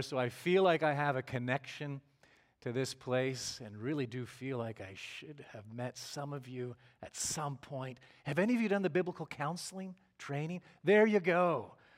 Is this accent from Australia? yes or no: no; Canada; moved away as an adult; also born or lived in Glen Rose, Texas / Toronto area; now in Granbury, United States; we went back home to Canada